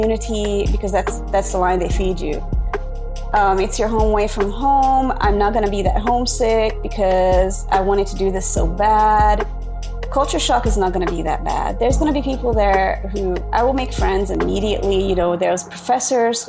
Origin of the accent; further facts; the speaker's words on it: Budapest, Hungary; English is a second language; moved away as an adult; also born or lived in Wilmore, Kentucky; now in United States; I was born and raised in Budapest, Hungary. I moved to the U.S. at age 23 to attend Asbury.